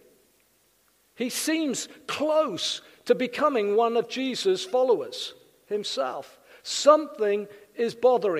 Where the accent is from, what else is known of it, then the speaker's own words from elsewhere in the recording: South Wales, United Kingdom; now in Winchester, United Kingdom; In Wales, I'm from South Wales